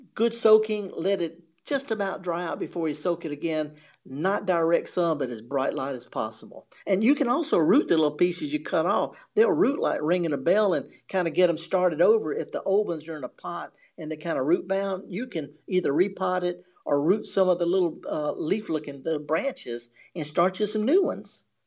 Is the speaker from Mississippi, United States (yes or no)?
yes; the Mississippi Delta, United States; in the Delta, of course, I'm from the Delta